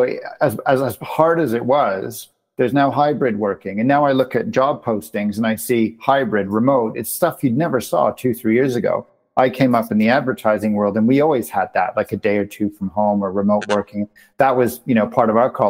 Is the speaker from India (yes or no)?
no; Canada; moved away; my home country of Canada